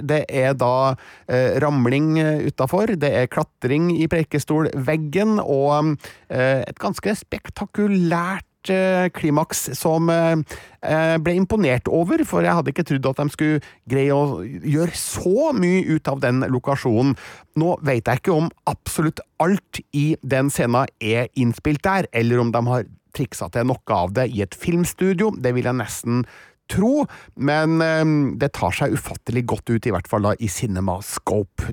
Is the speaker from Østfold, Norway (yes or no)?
no; Trøndelag, Norway; som trønder